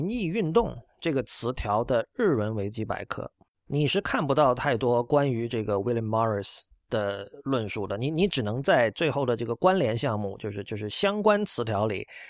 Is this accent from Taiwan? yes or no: no; China; 我们要自己搞出一套自己的美学，属于我们中国人的美学。